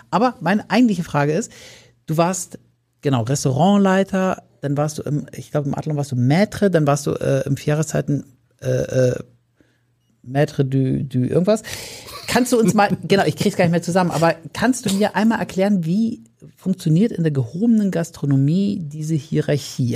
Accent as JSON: {"language": "German", "town": "Timmendorfer Strand", "region": "Schleswig-Holstein", "country": "Germany", "tie": "born or raised there", "said": "ich bin ja in Timmendorf zur Schule gegangen"}